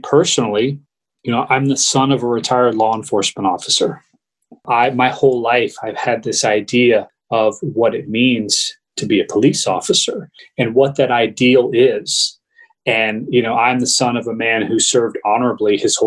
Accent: United States; growing up as an American, I've always held to this ideal of, you know, American exceptionalism. I've lived in this country my whole life

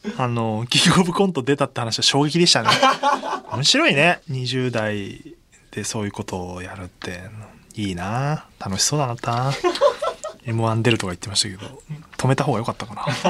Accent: Saitama, Japan; 僕の出身でもある埼玉

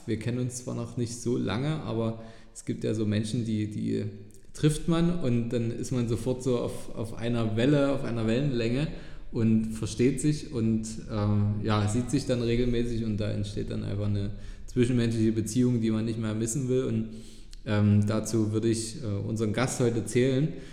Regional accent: Dresden, Saxony, Germany; hier in meiner Heimatstadt

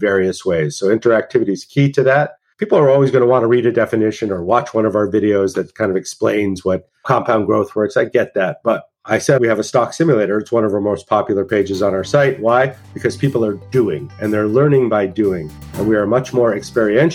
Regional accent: Santa Fe, New Mexico, United States; moved away; also born or lived in New York; I grew up in Santa Fe, New Mexico.

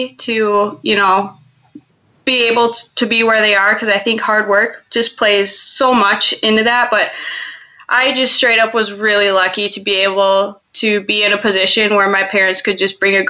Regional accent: Monticello, Minnesota, United States; I'm from the frozen tundra of Minnesota. I was born and raised in Monticello, specifically just outside of the Twin Cities

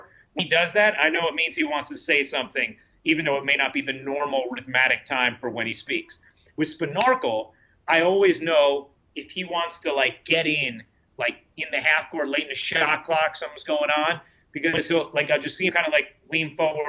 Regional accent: New York, United States; being a New Yorker too, I think like New York fans, Brooklyn fans are going to really relate to him

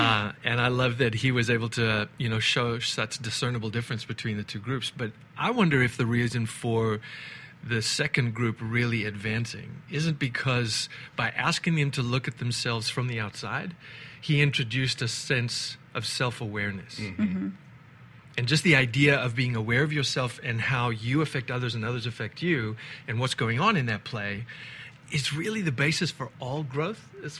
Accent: South Africa; I was originally born and raised in South Africa, and my accent has since slipped away from me.

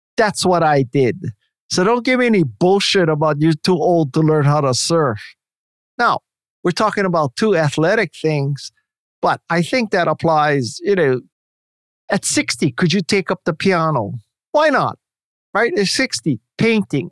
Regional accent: Hawaii, United States; moved away; because I'm from Hawaii

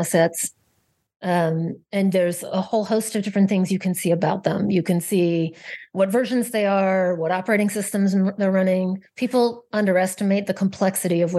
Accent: Canada; moved away as an adult; also born or lived in Silicon Valley; I'm originally Canadian. I first got to move to Silicon Valley

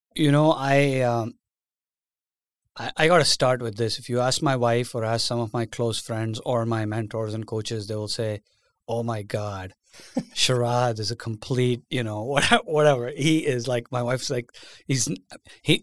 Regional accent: India; moved away as an adult; now in United States; I was born and raised in India

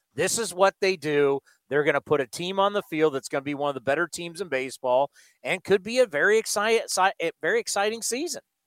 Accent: San Diego, California, United States; I was born in San Diego

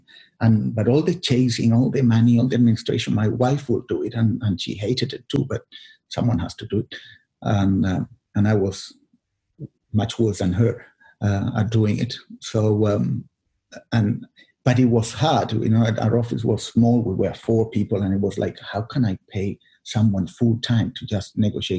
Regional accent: Chile; English is a second language; moved away as an adult; also born or lived in Australia; I grew up in Chile

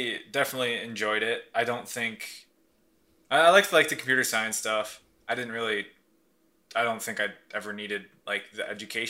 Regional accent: South Dakota, United States; And like whenever I tell someone I'm from South Dakota, I'm just like super confused.

